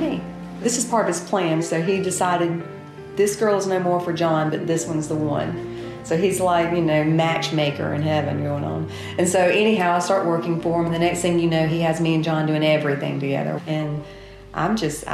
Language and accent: English; Pepperell, Alabama, United States; I grew up in Pepperell, Alabama